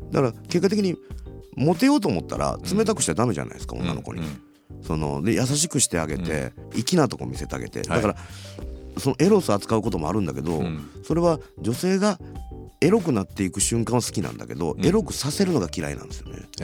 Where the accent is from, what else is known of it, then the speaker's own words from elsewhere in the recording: Kansai, Japan; now in Tokyo, Japan; 僕ら関西の人間なので